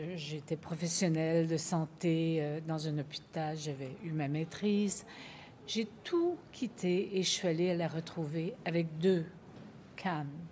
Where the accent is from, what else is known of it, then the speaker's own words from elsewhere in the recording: Quebec, Canada; Je viens du Québec et je viens d'un matriarcat